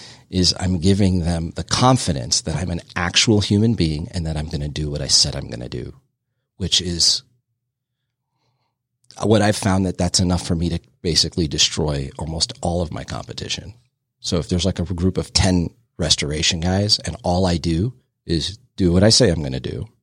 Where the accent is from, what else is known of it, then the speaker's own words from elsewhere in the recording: New Jersey, United States; We're from Jersey